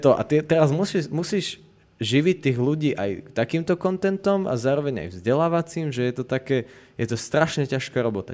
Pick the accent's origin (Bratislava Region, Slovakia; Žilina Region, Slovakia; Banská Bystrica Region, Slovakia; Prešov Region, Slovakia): Prešov Region, Slovakia; Poprad; ja som vyrastal v Poprade